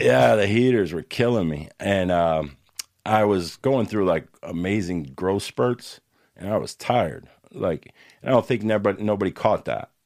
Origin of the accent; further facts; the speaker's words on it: Newark, New Jersey, United States; moved away; also born or lived in Camden, New Jersey / Bloomfield, New Jersey / Florida; I grew up mostly in Newark and in Bloomfield, East Orange, West Orange